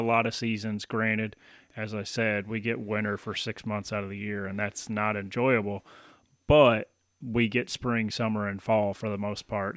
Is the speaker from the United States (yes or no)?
yes; Tennessee, United States; moved away as an adult; also born or lived in Baton Rouge, Louisiana; now in Michigan, United States; moved to Tennessee and then spent the next 18 years in Tennessee